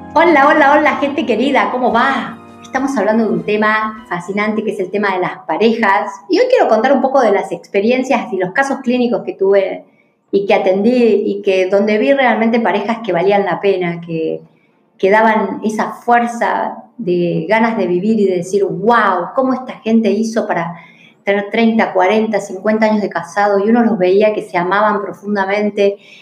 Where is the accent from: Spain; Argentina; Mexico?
Argentina; acá los argentinos